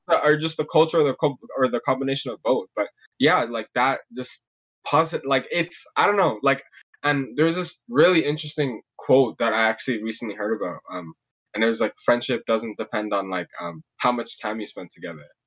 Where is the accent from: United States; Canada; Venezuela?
Canada; Mississauga, Ontario; I'm from Mississauga